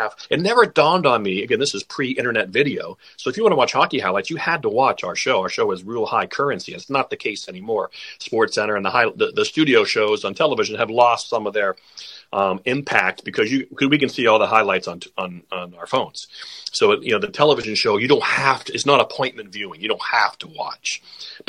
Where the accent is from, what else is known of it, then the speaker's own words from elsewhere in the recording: near Pittsburgh, Pennsylvania, United States; moved away; I grew up near Pittsburgh